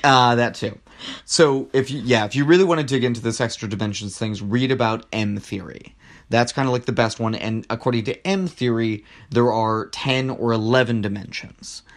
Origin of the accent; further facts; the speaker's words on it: Rio Grande Valley, Texas, United States; moved away; I'm from the Rio Grande Valley